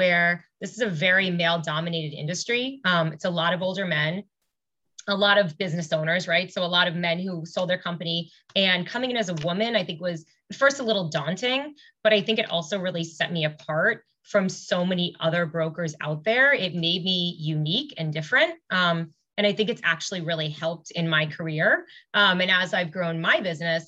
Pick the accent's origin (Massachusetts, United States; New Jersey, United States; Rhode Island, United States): Massachusetts, United States; Newton; I grew up in Newton. Okay. So I didn't go far.